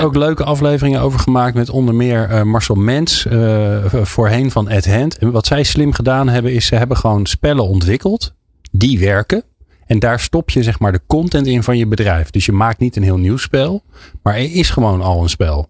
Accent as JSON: {"language": "Dutch", "country": "Netherlands", "said": "als Nederlander"}